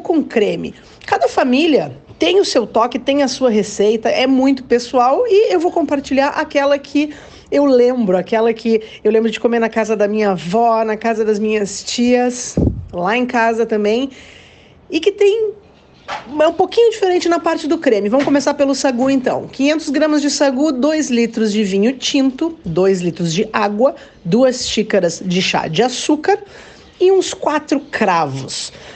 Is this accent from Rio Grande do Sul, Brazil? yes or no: yes; Caxias do Sul, Rio Grande do Sul, Brazil; also born or lived in São Marcos; Nasci em São Marcos, mas ainda bebê, já fui para Caxias do Sul, onde eu tenho as minhas lembranças de infância, lembranças de adolescência